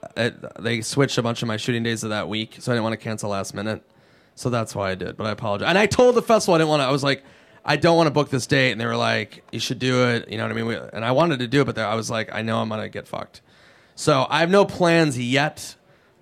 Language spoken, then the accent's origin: English; Minnesota, United States; I'm from Minnesota. We had Jesse the Body Ventura